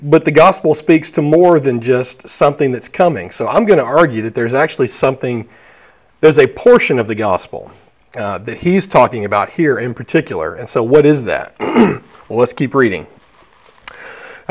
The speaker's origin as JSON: {"language": "English", "region": "Alabama", "country": "United States", "said": "I'm from Alabama"}